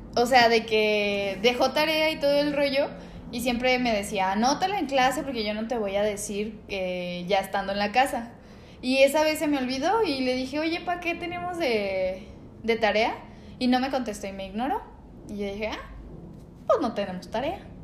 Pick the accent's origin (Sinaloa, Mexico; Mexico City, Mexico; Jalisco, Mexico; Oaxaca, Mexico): Jalisco, Mexico; Guadalajara; somos tapatíos